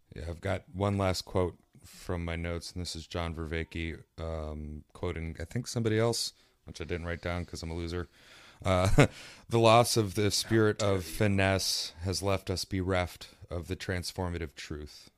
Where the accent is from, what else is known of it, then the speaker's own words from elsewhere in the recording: East Coast, West Virginia, United States; I'm from East Coast, West Virginia